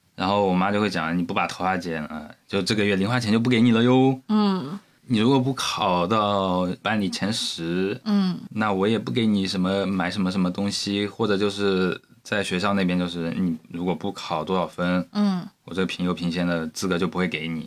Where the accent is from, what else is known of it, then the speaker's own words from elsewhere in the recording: Zhejiang, China; moved away as an adult; also born or lived in Chongqing; 我刚上大学那会儿嗯。有，我就感觉因为我是嗯。浙江人嘛嗯。然后我跑到重庆，就是重庆在我们浙江人的固有印象里面应该是是应该挺穷挺落后的